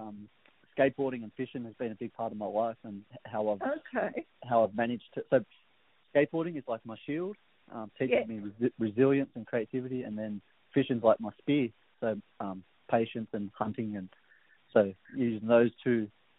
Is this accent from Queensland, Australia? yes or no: no; Gunnedah, New South Wales, Australia; Yeah, I'm from Birrajak land of the Gumaroi Nation, you know, and I'm very proud. Where's that? Gunnedah.